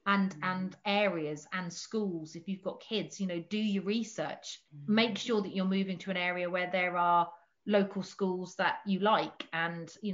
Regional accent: just outside of Portsmouth, South East England, United Kingdom; now in North Devon, United Kingdom; I grew up in just outside of Portsmouth

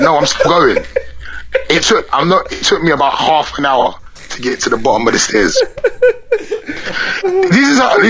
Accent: London, United Kingdom; I'm from away from London

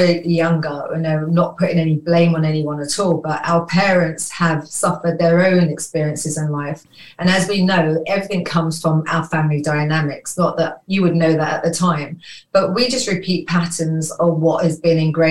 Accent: London, United Kingdom; I was born in London, in Falmouth.

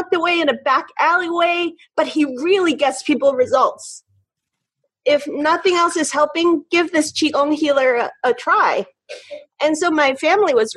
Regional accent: Hong Kong; moved away; I grew up in Hong Kong

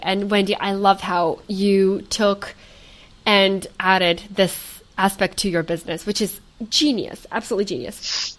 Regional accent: Portland, Oregon, United States; I am originally from Portland, Oregon.

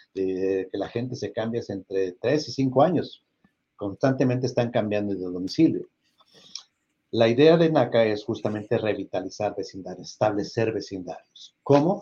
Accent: Mexico; now in United States; yo también soy orgullosamente mexicano

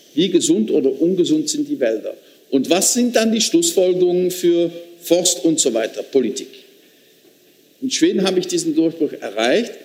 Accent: Limburg, Netherlands; accent: Limburgish; German is a second language; moved away; mein Dialekt gesprochen hat aus meiner Region, Limburgisch.

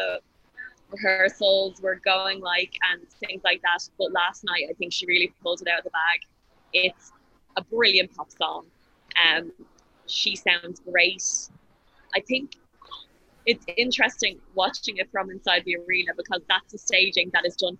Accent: Ireland; I'm Irish

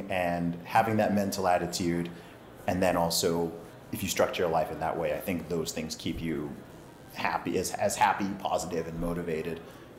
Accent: Saudi Arabia; also born or lived in England; So I was born in England, raised in Saudi Arabia. My family background is from Nigeria.

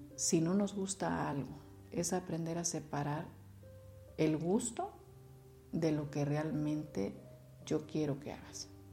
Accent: Mexico; como sociedad y como cultura mexicana que tenemos

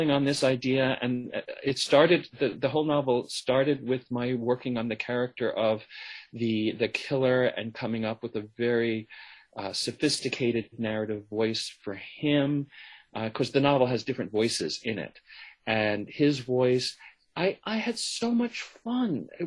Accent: United States; first language English

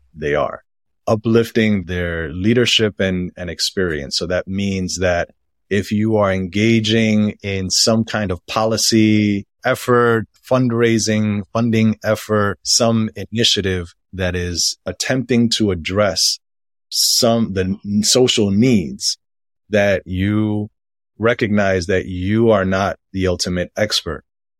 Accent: United States; but I was born and raised in the United States. Even though my family is from the Dominican Republic and I am Black and identify as Black and I've grown up that way in the United States

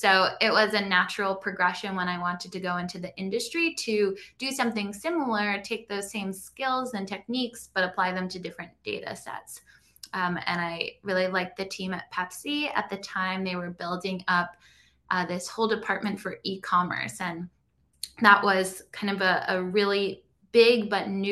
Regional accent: Long Island, New York, United States; I grew up on Long Island, a couple hours outside of New York City

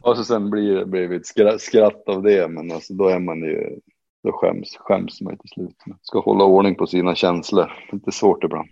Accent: Boliden, Västerbotten County, Sweden; also born or lived in Riga, Latvia; Det är liksom hemma för mig eftersom jag är uppväxt just utanför i Boliden

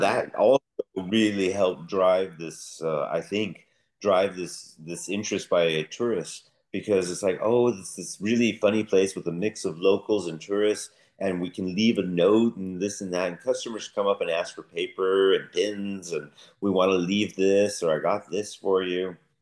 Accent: United States; moved away as an adult; now in Denmark; as an American moving to Denmark

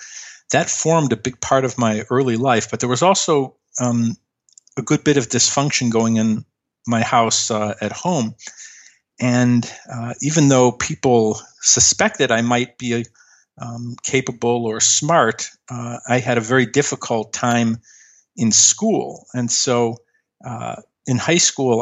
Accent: Chicago, Illinois, United States; I grew up in Chicago

